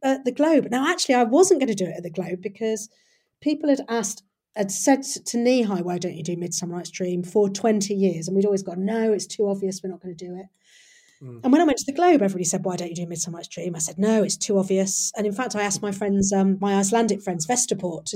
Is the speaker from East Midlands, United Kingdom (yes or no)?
yes; Nottingham, East Midlands, United Kingdom; I grew up in Nottingham